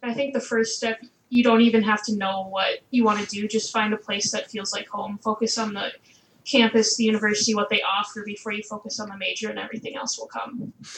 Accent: Eden Prairie, Minnesota, United States; I'm from Eden Prairie, Minnesota, which is a suburb just right by the Twin Cities

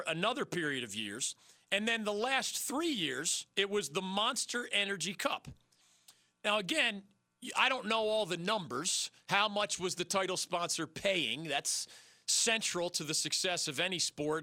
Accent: Philadelphia, Pennsylvania, United States; I grew up in Philadelphia

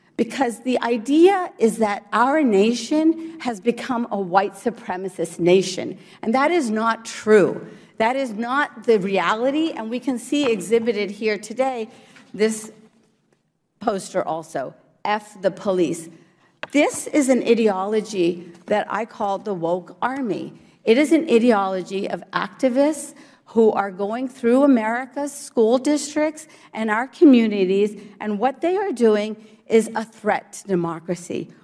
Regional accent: Morgantown, West Virginia, United States; born or raised there; English is a second language; also born or lived in India / New Jersey

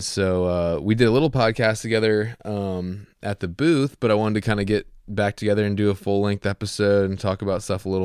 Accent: Southeast, United States; I'm also coming from the Southeast, from Flatland

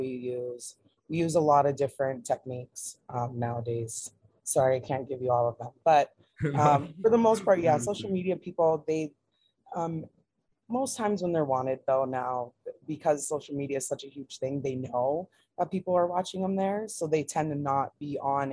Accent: Hawaii, United States; we grew up in Hawaii

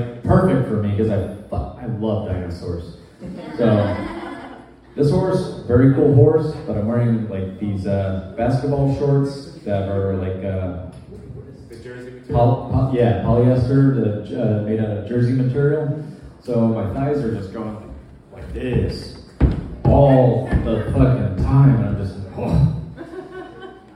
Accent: Florida Keys, United States; I am from the Florida Keys.

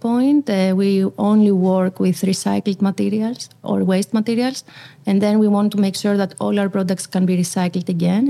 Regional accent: Athens, Attica, Greece; moved away as an adult; also born or lived in Delft, Netherlands; now in Rotterdam, Netherlands; we are originally from Athens, we like the city vibe

